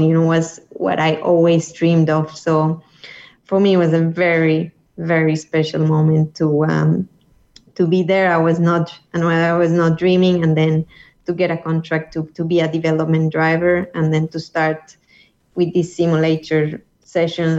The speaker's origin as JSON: {"language": "English", "country": "Colombia", "tie": "born or raised there", "said": "my hometown in Colombia"}